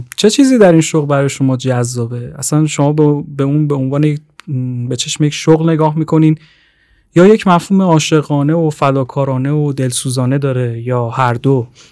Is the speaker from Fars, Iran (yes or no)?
no; Tehran, Tehran Province, Iran; 23 سالمه اهل تهران